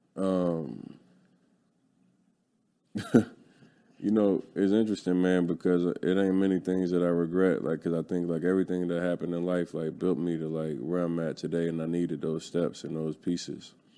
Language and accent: English; Philadelphia, Pennsylvania, United States; I'm from North Philly